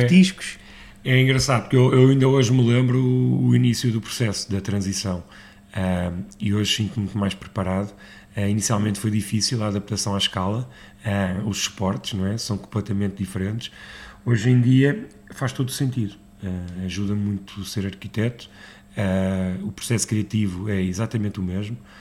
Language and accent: Portuguese; Lisbon, Portugal; eu nasci em Lisboa uh, e sempre tive o Alentejo em Lisboa